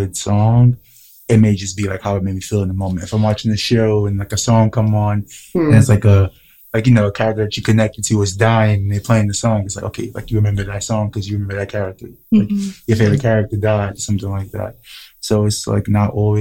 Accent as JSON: {"language": "English", "town": "New York City", "region": "New York", "country": "United States", "said": "I'm from Harlem"}